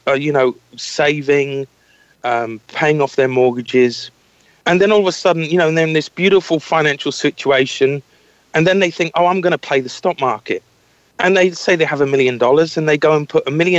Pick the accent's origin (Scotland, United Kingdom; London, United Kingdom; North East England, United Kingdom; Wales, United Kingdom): Scotland, United Kingdom; I was brought up in Scotland.